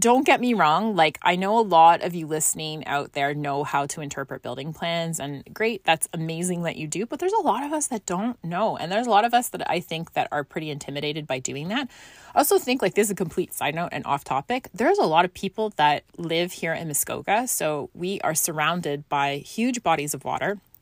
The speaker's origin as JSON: {"language": "English", "region": "Scotland", "country": "United Kingdom", "tie": "born or raised there", "moved": "yes", "said": "growing up in Scotland"}